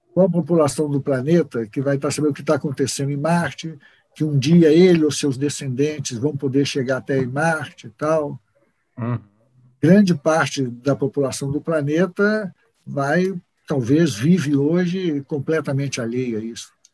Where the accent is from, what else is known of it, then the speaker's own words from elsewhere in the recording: Brazil; nós somos brasileiros